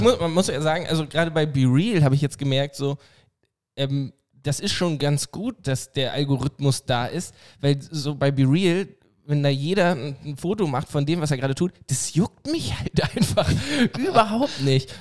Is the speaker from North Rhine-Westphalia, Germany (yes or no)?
no; Oldenburg, Lower Saxony, Germany; Aus Oldenburg